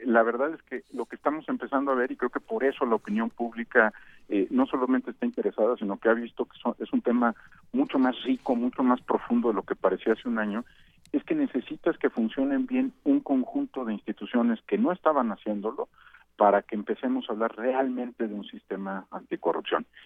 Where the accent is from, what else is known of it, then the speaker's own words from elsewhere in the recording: Mexico City, Mexico; yo nací por manera fortuita en la Ciudad de México